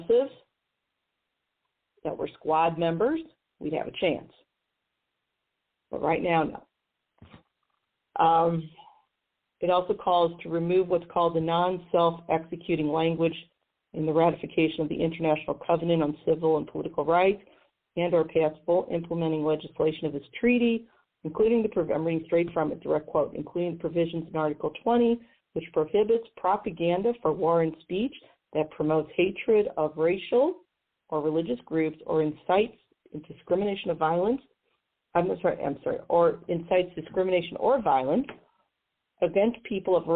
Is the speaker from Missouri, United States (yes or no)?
yes; Missouri, United States; my home state of Missouri